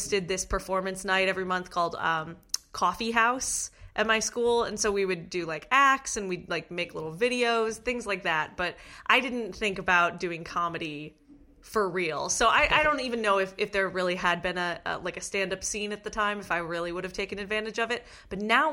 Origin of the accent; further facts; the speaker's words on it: Cleveland, Ohio, United States; I'm from Cleveland, Ohio